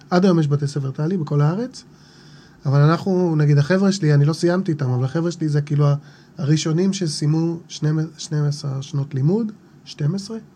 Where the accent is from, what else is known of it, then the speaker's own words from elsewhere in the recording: Jerusalem, Jerusalem District, Israel; גדלתי עד גיל 7, עד כיתה ב', הייתי בשכונה שנקראת שמואל הנביא, שהיום היא חרדית לגמרי. בזמנו הייתה מעורבת חרדית. חילונית